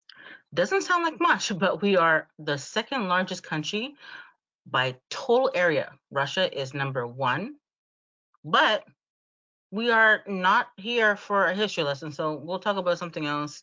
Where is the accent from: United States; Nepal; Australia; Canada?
Canada; I was born here, raised here, and I love my Canada.